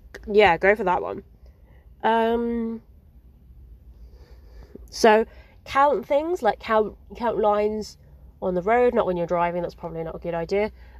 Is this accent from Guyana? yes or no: no; England, United Kingdom; I'm English